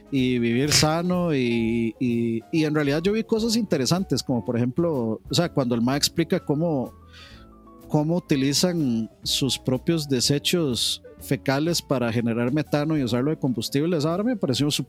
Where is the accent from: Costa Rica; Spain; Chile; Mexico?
Costa Rica; como los ticos